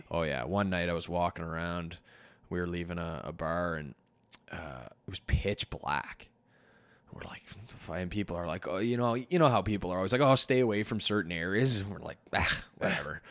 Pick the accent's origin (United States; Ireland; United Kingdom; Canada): Canada; we're from Canada